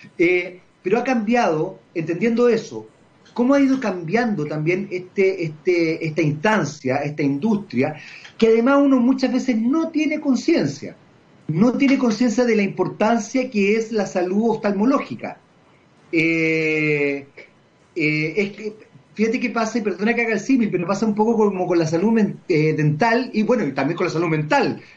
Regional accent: Chile

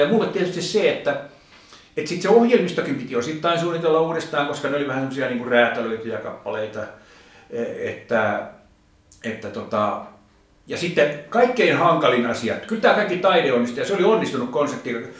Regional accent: Finland; rakas isänmaani

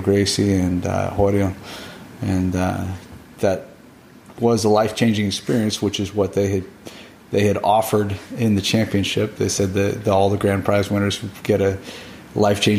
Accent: Bend, Oregon, United States; moved away as an adult; also born or lived in Rio de Janeiro, Brazil; I came back to my hometown in Bend, Oregon

